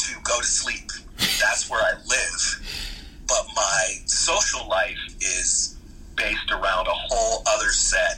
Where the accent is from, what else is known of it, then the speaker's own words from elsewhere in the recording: Philadelphia, Pennsylvania, United States; Philadelphia was an interesting place to grow up